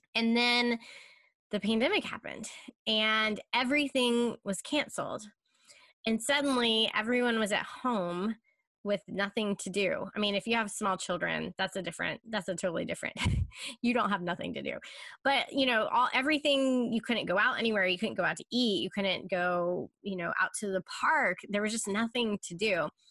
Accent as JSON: {"language": "English", "town": "Charlotte", "region": "North Carolina", "country": "United States", "tie": "born or raised there", "also_born_or_lived": "Chicago, Illinois", "lives_now": "Durham, United States", "said": "I am originally from Charlotte."}